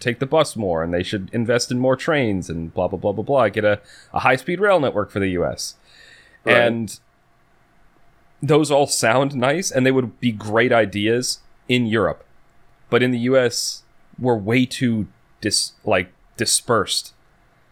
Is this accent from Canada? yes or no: no; United States; being an American